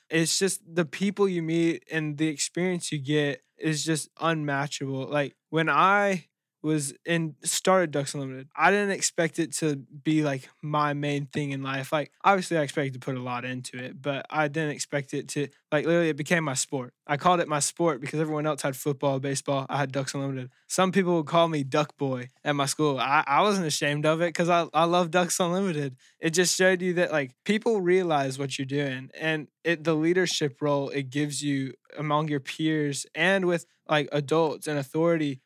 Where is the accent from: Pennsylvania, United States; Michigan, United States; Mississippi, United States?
Mississippi, United States; Jackson; I was born in Jackson, Mississippi